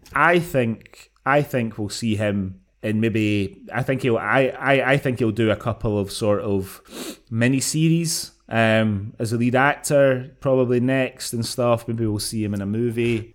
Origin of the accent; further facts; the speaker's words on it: Scotland, United Kingdom; as a Scottish person